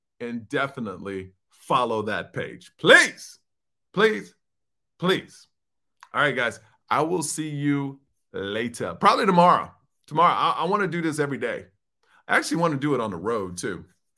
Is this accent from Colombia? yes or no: no; Houston, Texas, United States; the first time I performed in my hometown of Houston, Texas.